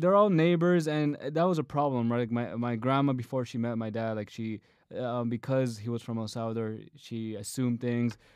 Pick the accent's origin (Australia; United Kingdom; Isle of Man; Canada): Canada; my own Canadian culture